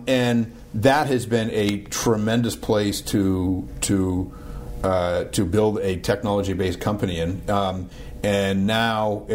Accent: Boston, Massachusetts, United States; moved away as an adult; now in Pittsburgh, United States; I'm from Boston

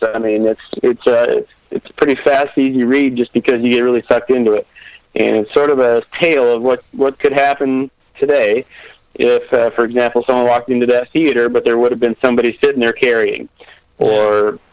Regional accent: Midwest, United States; I grew up around guns in the Midwest.

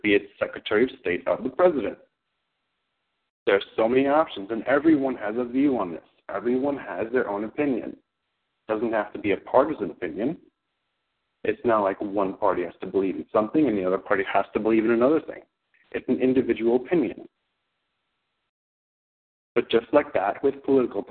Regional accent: New York City, New York, United States; I grew up in Queens

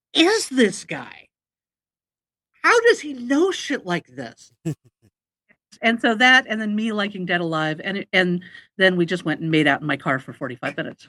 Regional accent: Manhattan Beach, California, United States; moved away as an adult; now in Portland, United States; I grew up in the Los Angeles area

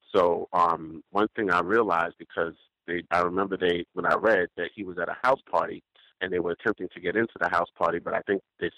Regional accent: Brooklyn, New York, United States; And I just remember growing up in Brooklyn in the 80s and the 90s

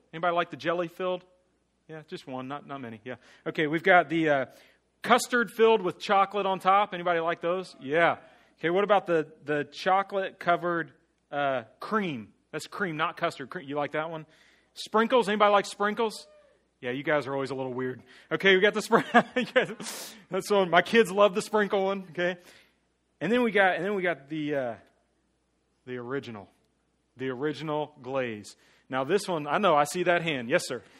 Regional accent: Mulberry, Florida, United States; also born or lived in New Jersey; growing up in Mulberry

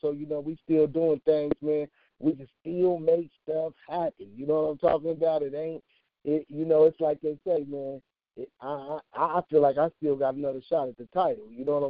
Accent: Chicago, Illinois, United States; I'm from 51st and Racine. I'm from Gangbang Central USA.

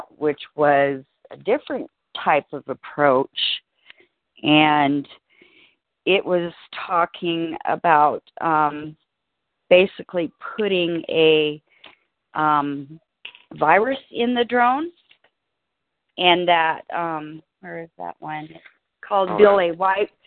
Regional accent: Alaska, United States; now in Colorado, United States; I grew up in Alaska

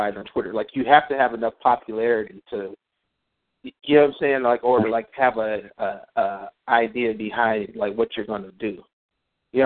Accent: Cleveland, Ohio, United States; Cleveland born and raised, Buckeye born and bred

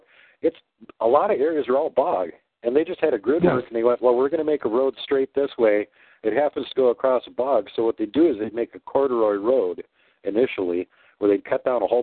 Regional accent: Minnesota, United States; also born or lived in Wisconsin; I grew up in Minnesota.

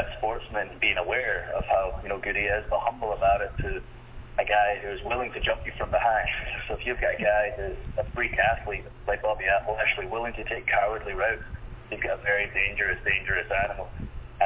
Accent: United Kingdom; I'm from Britain.

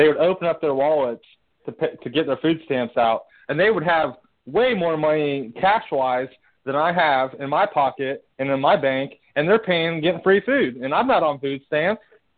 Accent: Ohio, United States; I was born and raised in Ohio

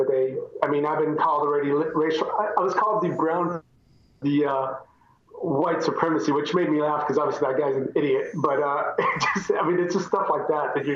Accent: San Antonio, Texas, United States; I grew up in San Antonio, Texas

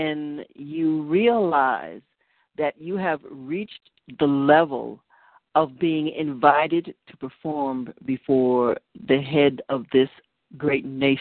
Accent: East Coast, United States; I'm a East Coaster, so hey, I know the language.

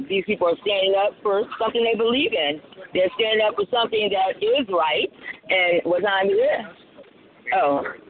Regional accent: Colombia; now in United States; I was born in Colombia

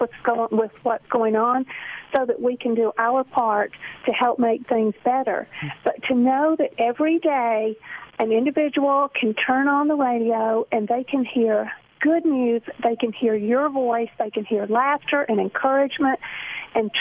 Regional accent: Georgia, United States; now in Southern California, United States; I'm actually from Georgia

